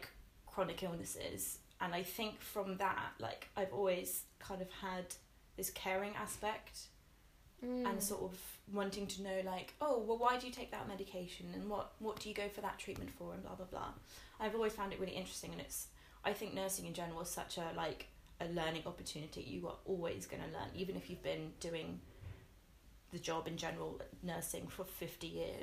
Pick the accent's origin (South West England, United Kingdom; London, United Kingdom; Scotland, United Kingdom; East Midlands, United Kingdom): South West England, United Kingdom; Devon; moved away as an adult; also born or lived in Exeter / Nova Scotia, Canada; now in Bristol, United Kingdom; we came back and we settled... in a little village in the countryside in also Devon, and I grew up there